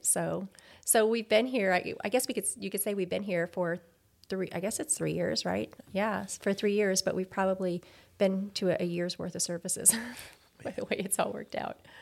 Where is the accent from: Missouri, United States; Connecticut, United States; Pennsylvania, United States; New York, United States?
Missouri, United States; Greenville; also born or lived in Chicago / Indiana; I basically grew up in Greenville, which is a little south of Farmington here.